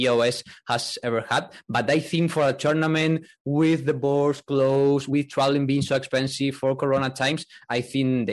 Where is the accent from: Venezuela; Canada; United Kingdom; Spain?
Spain; English is a second language; moved away as an adult; now in Vienna, Austria; I'm from Spain, now located in Vienna because of, you know, work, but I'm from Spain